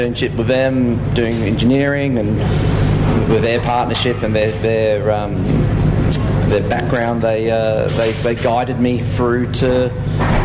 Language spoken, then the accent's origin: English; Australia; moved away as an adult; I am Australian born.